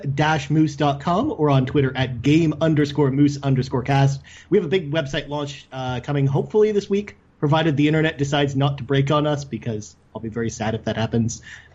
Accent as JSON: {"language": "English", "town": "Thunder Bay", "region": "Ontario", "country": "Canada", "said": "I'm from Thunder Bay."}